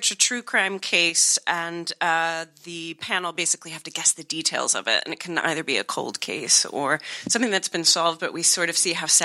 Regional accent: United States; I hate being American

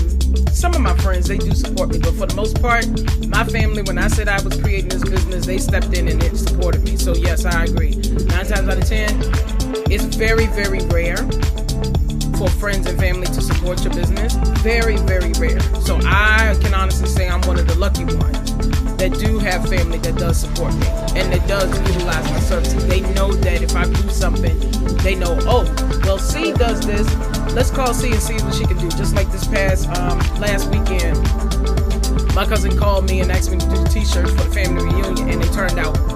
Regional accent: Farmville, Virginia, United States; Farmville, and that's because that's my hometown

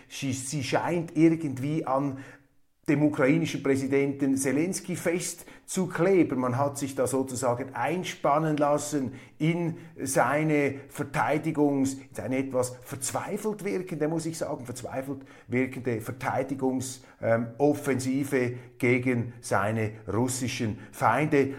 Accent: Switzerland; als Schweizer

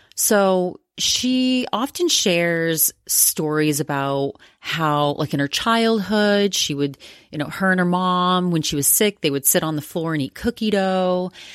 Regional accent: Maine, United States; moved away; also born or lived in Massachusetts; I grew up in Maine, in rural Maine

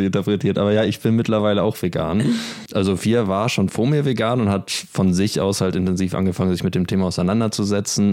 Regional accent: Germany; moved away; in Deutschland als Deutscher

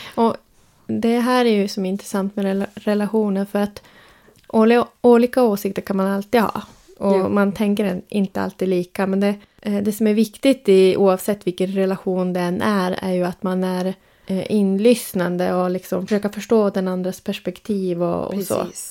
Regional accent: Sweden; jag är uppvuxen och född i Sverige

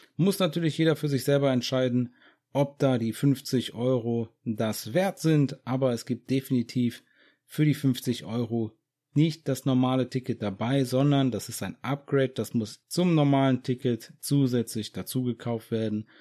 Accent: Germany; bei uns in Deutschland

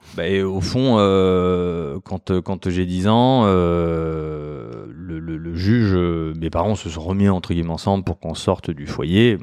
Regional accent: Mulhouse, Grand Est, France; moved away; alsacien, euh, je suis né à Mulhouse, euh, ballotté euh, de quartiers euh, dits défavorisés

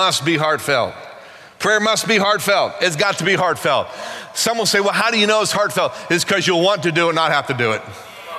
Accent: Pittsburgh, Pennsylvania, United States; accent: Pittsburgh; moved away; my Pittsburgh accent

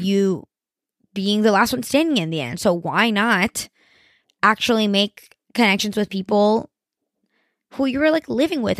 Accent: Miami, Florida, United States; I'm from Miami

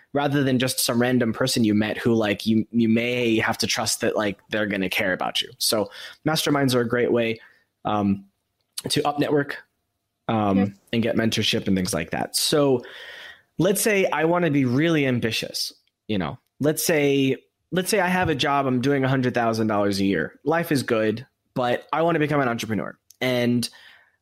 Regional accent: United States; moved away; as someone who's lived outside of America for all these years, I've learned strategies for, as an American

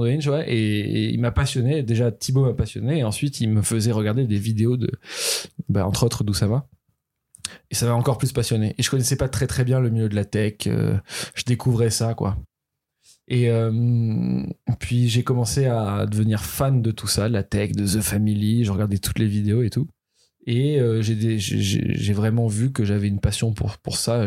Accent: Toulouse, Occitania, France; moved away; also born or lived in Paris; Je suis né à Toulouse, mon adolescence est passée à Toulouse.

